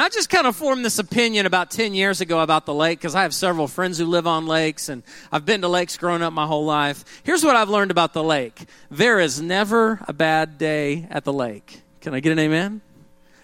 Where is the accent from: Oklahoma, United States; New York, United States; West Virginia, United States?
Oklahoma, United States; growing up in Oklahoma